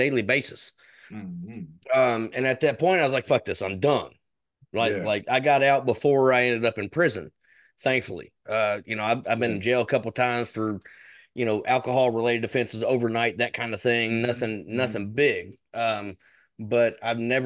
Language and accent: English; Kentucky, United States; I'm from Kentucky. That's an area in the South